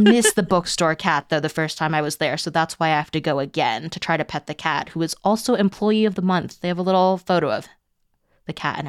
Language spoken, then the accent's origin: English; New Jersey, United States; now in Pittsburgh, United States; It's New Jersey, so there's like three in my town.